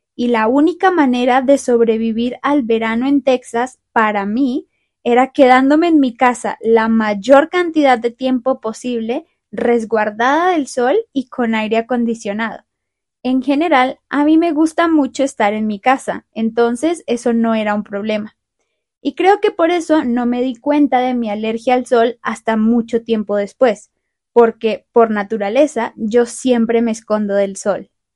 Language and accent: Spanish; Bogotá, Colombia; moved away; yo nací y crecí en Bogotá